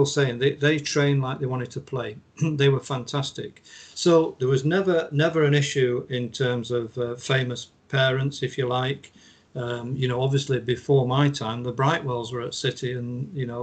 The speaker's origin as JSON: {"language": "English", "region": "England", "country": "United Kingdom", "said": "I'm English"}